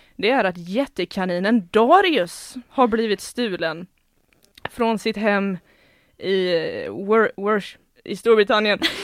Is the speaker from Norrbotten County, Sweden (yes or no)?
no; Gothenburg, Västra Götaland, Sweden; accent: Gothenburg dialect; jag kommer från Göteborgstrakten också så förhoppningsvis så speglas det lite i dialekten